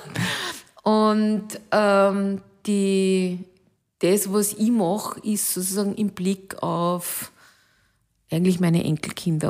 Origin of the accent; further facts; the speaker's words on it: Alkoven, Upper Austria, Austria; meine Heimatgemeinde heißt Alkoven